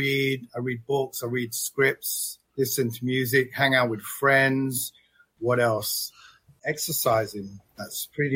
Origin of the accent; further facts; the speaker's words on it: London, United Kingdom; moved away; also born or lived in Thailand; I've spent most of my life living in London.